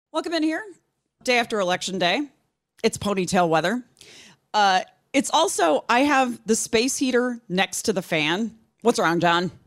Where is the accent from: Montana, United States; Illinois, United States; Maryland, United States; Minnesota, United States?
Illinois, United States; moved away as an adult; when I lived in Illinois, um, Adam Kinzinger, who went on to become a congressman from Illinois for quite a while until recently, um, he is from my hometown